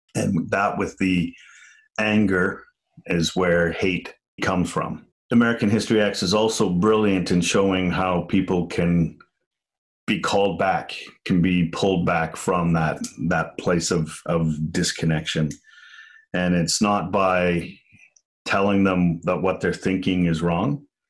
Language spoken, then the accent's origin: English; Liverpool, North West England, United Kingdom; moved away; I'm from Liverpool.